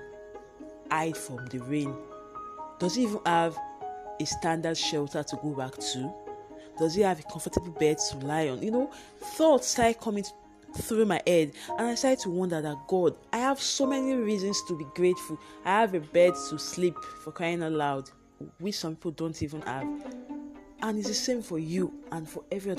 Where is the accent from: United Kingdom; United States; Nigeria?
Nigeria; Being a Nigerian, the power is not 24 hours. It comes and goes.